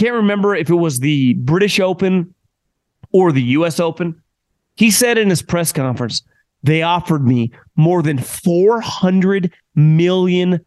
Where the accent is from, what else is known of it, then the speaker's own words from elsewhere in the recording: Northern California, United States; growing up in Northern California